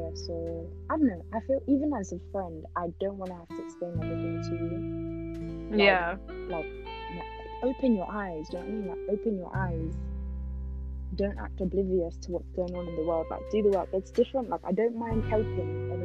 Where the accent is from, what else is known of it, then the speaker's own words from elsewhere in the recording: United Kingdom; growing up in Europe, anyway, but I can only speak for like the UK